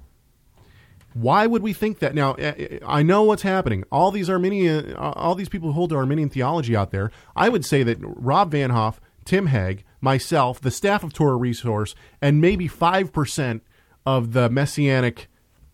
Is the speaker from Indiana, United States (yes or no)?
no; Tacoma, Washington, United States; I was raised in the north end of Tacoma.